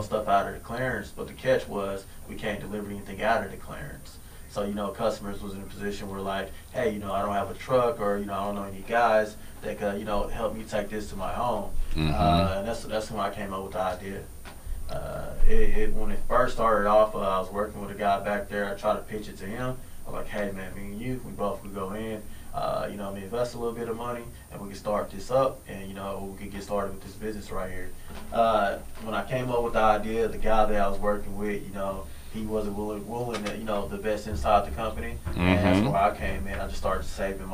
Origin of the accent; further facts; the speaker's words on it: Fort Worth, Texas, United States; I grew up on the east side of Fort Worth